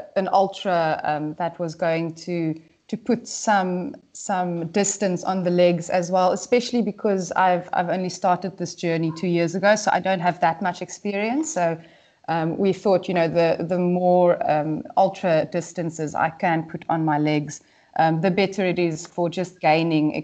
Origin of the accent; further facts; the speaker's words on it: South Africa; moved away as an adult; also born or lived in Great Britain; now in United Kingdom; moving overseas and not being able to run as a South African